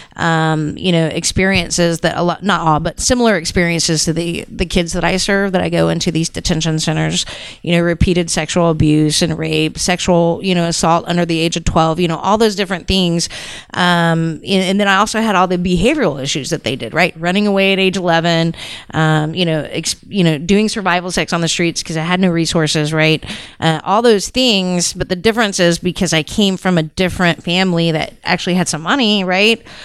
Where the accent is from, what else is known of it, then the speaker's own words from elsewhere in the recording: Houston, Texas, United States; I'm from Houston, Texas, born and raised in Houston, Texas